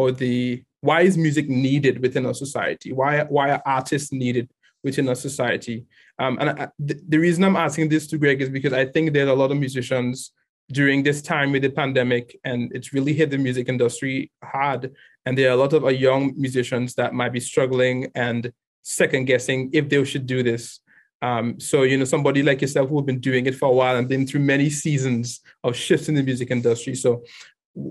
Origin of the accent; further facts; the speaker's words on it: Trinidad & Tobago; I grew up in Trinidad and Tobago